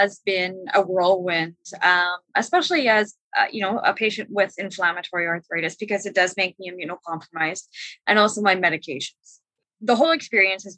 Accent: Vancouver, British Columbia, Canada; I'm also from Vancouver, BC, Canada

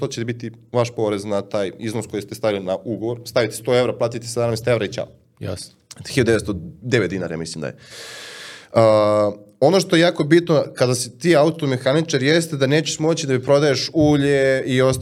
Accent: Serbia

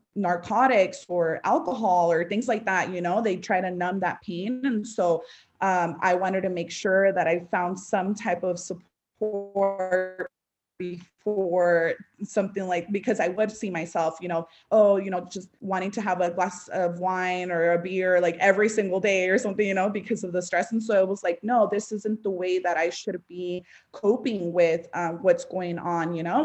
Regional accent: Las Vegas, Nevada, United States; moved away as an adult; also born or lived in Los Angeles / Orange County; I was raised in Vegas

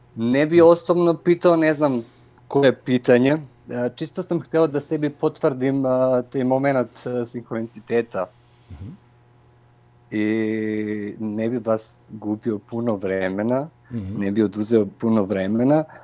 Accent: North Macedonia; Croatian is a second language; Ja sam iz Makedonije

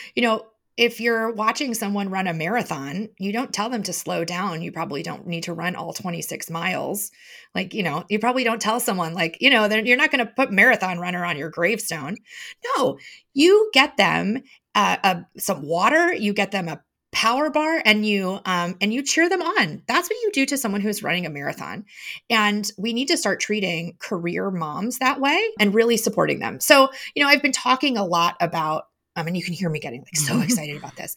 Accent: Chicago, Illinois, United States; moved away; also born or lived in Madison; I grew up in Chicago

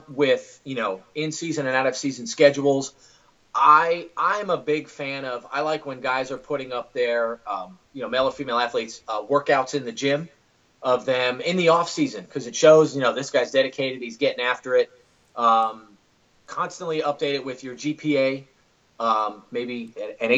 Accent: New York City, New York, United States; moved away as an adult; also born or lived in Southern Westchester, New York; now in Florida, United States; so I grew up in the Bronx, went to high school in Southern Westchester, just north of the Bronx.

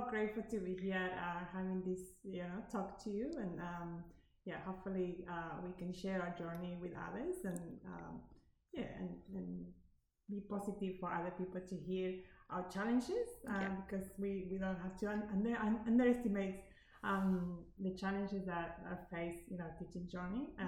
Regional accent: Argentina; English is a second language; moved away as an adult; also born or lived in Canada; now in Australia; I grew up in Argentina, South America, where I studied my kindergarten uh, degree, and then I moved to Canada I didn't uh, speak English when I moved to Canada, so I had to learn English.

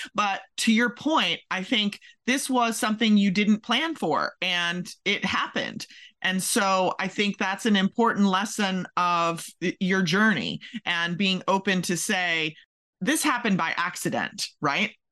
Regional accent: Maryland, United States; now in Kentucky, United States; I'm originally from Maryland

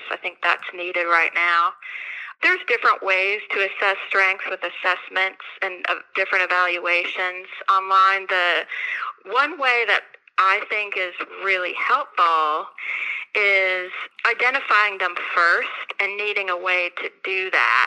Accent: Arizona, United States; moved away as an adult; now in Kentucky, United States; So I'm from Arizona. I grew up there. I came here in 2005 to go to UK

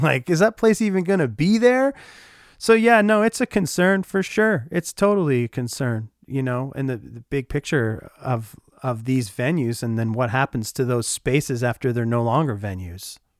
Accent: Oshawa, Ontario, Canada; moved away as an adult; now in Winnipeg, Canada; I grew up in Oshawa, Ontario, and call Winnipeg, Manitoba, Canada, home now for about eight years.

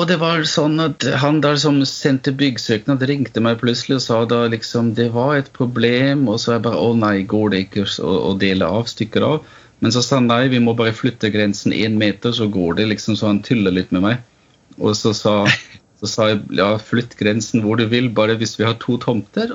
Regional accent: Vienna, Austria; Norwegian is a second language; moved away as an adult; also born or lived in Oslo, Norway; now in Stathelle, Norway; Jeg er født og oppvokst i Wien

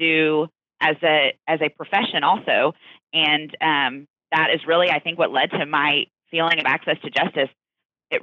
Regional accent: Houston, Texas, United States; I grew up in Houston, Texas, which is where I'm still working now

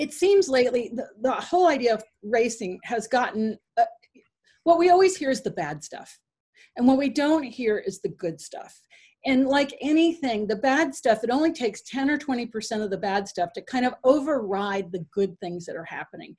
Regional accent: Fairfield County, Connecticut, United States; I grew up in Fairfield County, Connecticut.

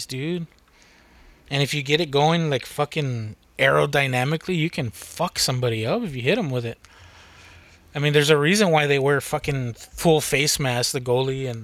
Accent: United States; I'm American

